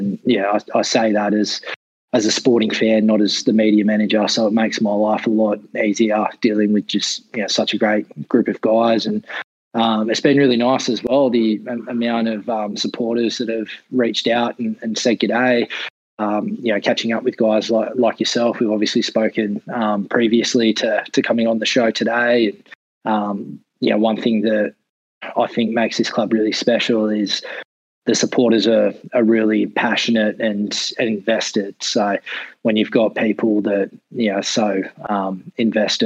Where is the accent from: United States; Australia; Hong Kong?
Australia; Forster, New South Wales; also born or lived in Sydney; now in Newcastle, Australia; I'm from Foster, the mid-north coast. So, Newcastle's not too far away.